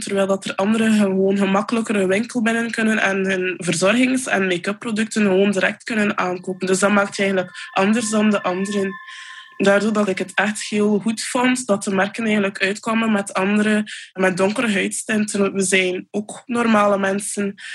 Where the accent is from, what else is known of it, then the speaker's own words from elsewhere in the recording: Poperinge, Flanders, Belgium; Ik ben van Popringen